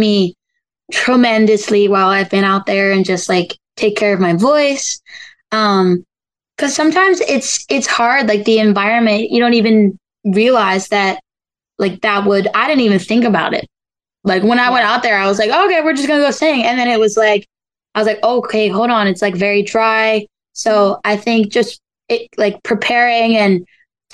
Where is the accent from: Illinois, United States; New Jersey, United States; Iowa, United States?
New Jersey, United States; Galloway; I'm from New Jersey